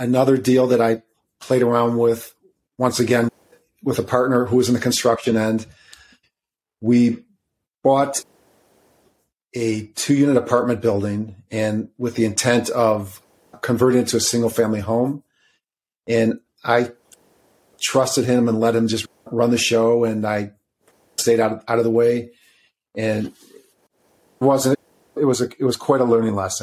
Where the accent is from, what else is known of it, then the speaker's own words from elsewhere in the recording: suburbs of Chicago, Illinois, United States; I'm from Illinois, by the way, suburbs of Chicago